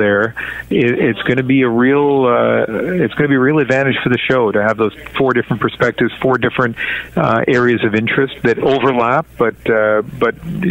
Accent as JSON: {"language": "English", "town": "Sackville", "region": "New Brunswick", "country": "Canada", "tie": "born or raised there", "also_born_or_lived": "Vancouver", "moved": "yes", "lives_now": "Toronto, Canada", "said": "me growing up in New Brunswick, living in Vancouver for all these years"}